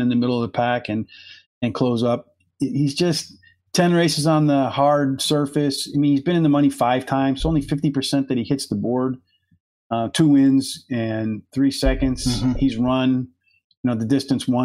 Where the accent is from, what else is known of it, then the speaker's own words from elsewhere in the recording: Pennsylvania, United States; moved away; I grew up in Pennsylvania, where I grew, there was mountain